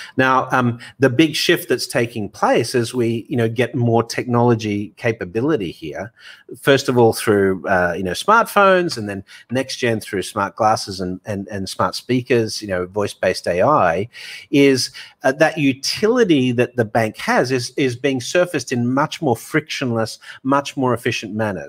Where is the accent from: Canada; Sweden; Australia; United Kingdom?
Australia; moved away as an adult; also born or lived in Hong Kong / Dubai; now in New York, United States; I've been offshore for twenty years, even though I'm Aussie